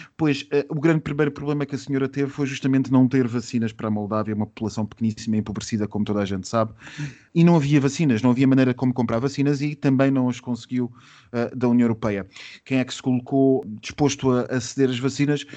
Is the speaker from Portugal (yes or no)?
yes; Portugal